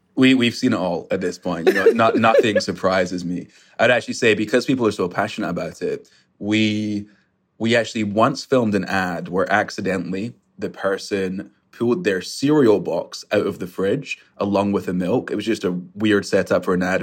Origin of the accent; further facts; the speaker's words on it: Scotland, United Kingdom; now in New York, United States; I grew up in Scotland